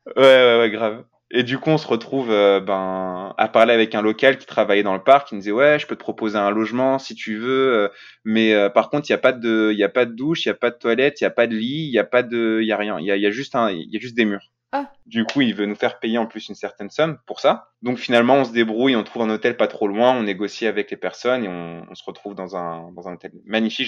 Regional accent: France

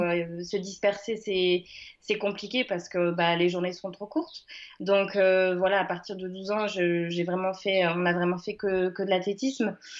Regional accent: Le Mans, Pays de la Loire, France; moved away as an adult; now in Uzès, France; je suis née au Mans, je suis sartoise et j'ai vécu là-bas jusqu'à mes 18 ans

